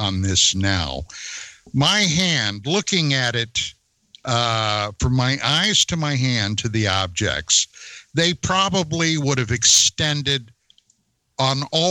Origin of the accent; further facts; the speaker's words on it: central western Pennsylvania, United States; moved away as an adult; now in San Fernando Valley, United States; originally, I'm from the East Coast, from central western Pennsylvania. And back in those days, I was in high school.